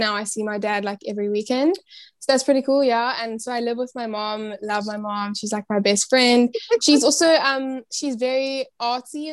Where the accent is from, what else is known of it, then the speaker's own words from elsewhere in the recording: Cape Town, Western Cape, South Africa; I'm from South Africa, Cape Town, South Africa.